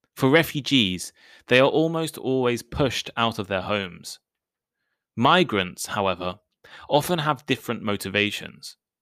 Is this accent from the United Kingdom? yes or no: yes; United Kingdom; I'm British.